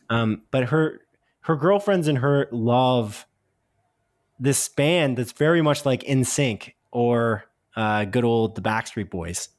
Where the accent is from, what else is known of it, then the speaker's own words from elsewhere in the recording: Canada; we're Canadian